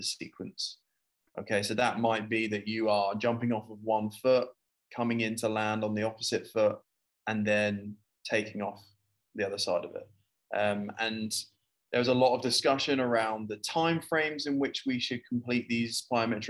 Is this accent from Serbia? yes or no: no; United Kingdom; now in Abu Dhabi, United Arab Emirates; I'm British, if you can understand my accent